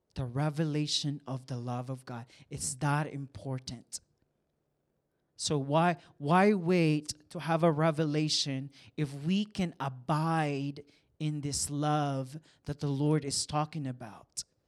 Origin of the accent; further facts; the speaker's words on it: San Juan, Calabarzon, Philippines; now in Kansas City, United States; I was born and raised in the Philippines and, um, small town. It's called Saint John, San Juan, Batangas.